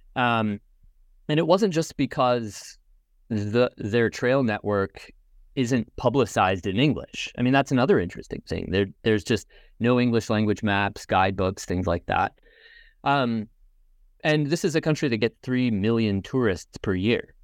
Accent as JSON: {"language": "English", "region": "Indiana", "country": "United States", "tie": "born or raised there", "moved": "yes", "lives_now": "Binghamton, United States", "said": "I grew up in the United States and I'm originally from Indiana"}